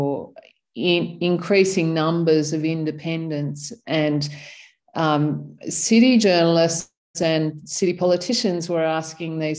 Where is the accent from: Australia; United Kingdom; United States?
Australia; Sydney, New South Wales; moved away as an adult; also born or lived in Canberra; I grew up in Sydney